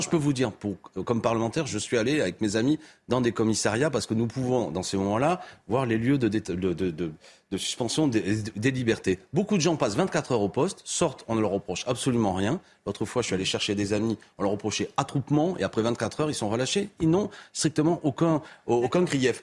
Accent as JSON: {"language": "French", "town": "Béziers", "region": "Occitania", "country": "France", "tie": "born or raised there", "said": "c'est ma ville natale, Béziers"}